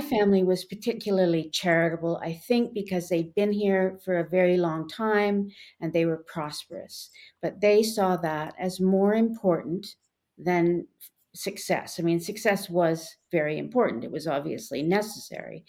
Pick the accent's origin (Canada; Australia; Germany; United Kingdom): Canada; when I was growing up in Canada